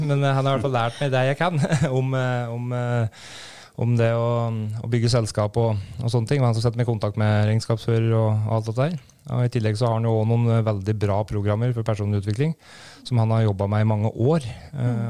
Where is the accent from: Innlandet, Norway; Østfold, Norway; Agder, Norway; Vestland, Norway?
Innlandet, Norway; Brumunddal; Jeg er født og oppvokst i Brumunddal.